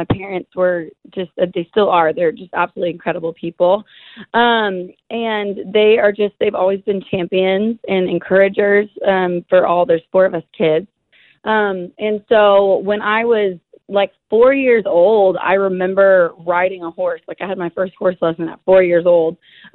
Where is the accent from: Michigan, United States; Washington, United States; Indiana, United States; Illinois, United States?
Washington, United States; an hour north of Seattle; moved away as an adult; now in Nashville, United States; I'm from like an hour north of like Seattle